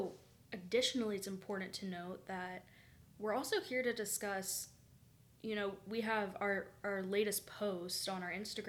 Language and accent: English; the South, United States; And growing up in the South, I had so many friends that it broke my heart, honestly.